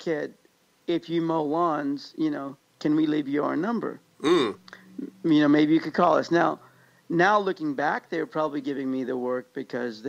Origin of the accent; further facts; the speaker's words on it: Overland Park, Kansas, United States; now in California, United States; I grew up in Overland Park, Kansas, which is a suburb on the Kansas side of the Kansas-Missouri border where Kansas City lies.